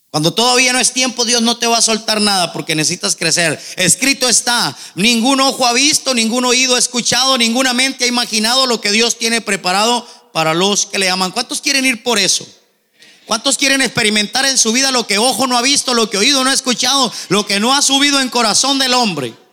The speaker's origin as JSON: {"language": "Spanish", "town": "Nogales", "region": "Sonora", "country": "Mexico", "tie": "born there", "said": "Nací en Nogales, hermano, les he contado un poquito mi testimonio."}